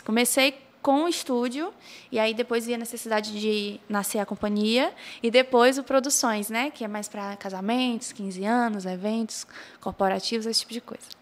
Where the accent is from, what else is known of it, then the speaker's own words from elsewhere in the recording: Pacatuba, Ceará, Brazil; now in Maracanaú, Brazil; Eu não sou de Maracanã, eu sou de Pacatuba. E uhum. aí eu só vim para Maracanã com 10 anos